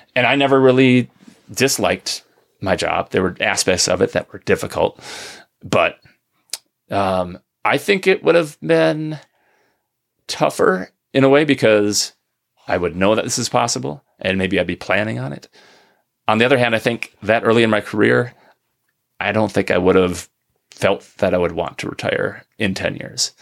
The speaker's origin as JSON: {"language": "English", "region": "Minnesota", "country": "United States", "moved": "yes", "lives_now": "northern Michigan, United States", "said": "I'm from Minnesota originally"}